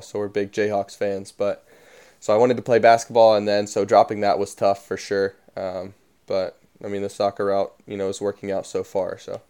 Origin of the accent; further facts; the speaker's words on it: Dayton, Tennessee, United States; I live in Dayton, Tennessee, or I'm from Dayton, Tennessee